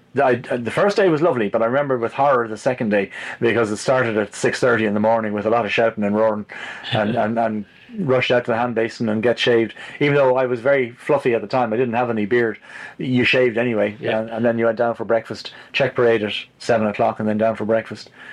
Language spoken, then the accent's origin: English; Malahide, Leinster, Ireland; I was also growing up in Malahide